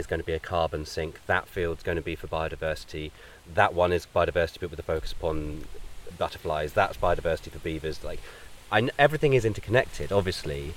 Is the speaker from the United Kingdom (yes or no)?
yes; New Forest, South East England, United Kingdom; where I grew up was the New Forest